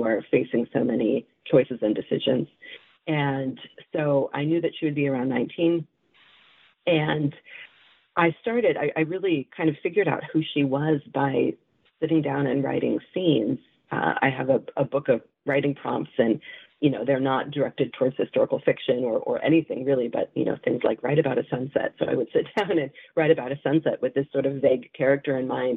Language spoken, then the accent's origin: English; San Francisco Bay Area, California, United States; I am a native Californian. I grew up in the San Francisco Bay Area, which is where I currently live.